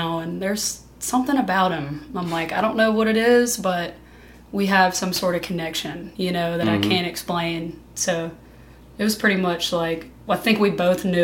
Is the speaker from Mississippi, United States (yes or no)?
yes; Tylertown, Mississippi, United States; also born or lived in Colorado / Hattiesburg, Mississippi; I'm from Tylertown